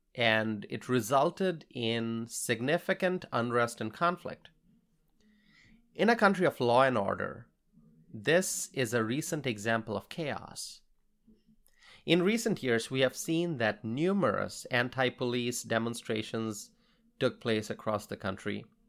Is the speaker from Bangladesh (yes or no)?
yes; Bangladesh; now in United States; I grew up in Bangladesh